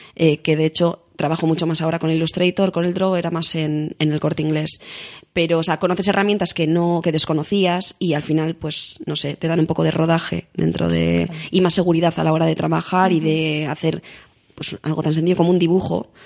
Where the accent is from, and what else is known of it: Basque Country, Spain